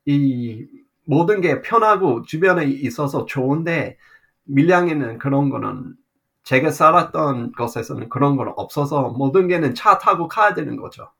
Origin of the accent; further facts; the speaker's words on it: Australia; Korean is a second language; moved away as an adult; also born or lived in Seoul, South Korea / Miryang, South Korea; 호주 사람으로서 처음에 한국에 갔을 때는